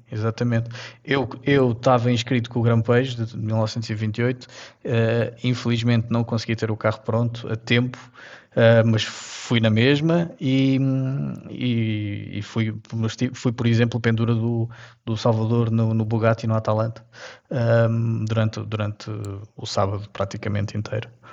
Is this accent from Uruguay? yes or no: no; Castelo Branco, Portugal; saímos aqui de Castelo Branco para um passeio eu era miúdo, tinha uns, uns 10 anos